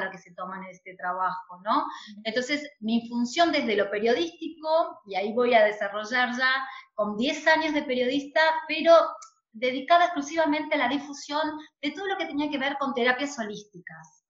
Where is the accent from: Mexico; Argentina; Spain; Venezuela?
Argentina; Nosotros en Argentina